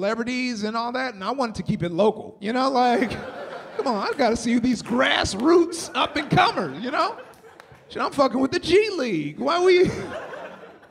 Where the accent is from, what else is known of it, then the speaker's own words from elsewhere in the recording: Compton, California, United States; I'm from Compton